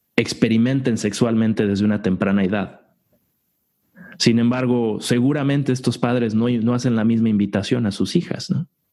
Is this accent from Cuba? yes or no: no; Mexico; Como hombres en una sociedad como la mexicana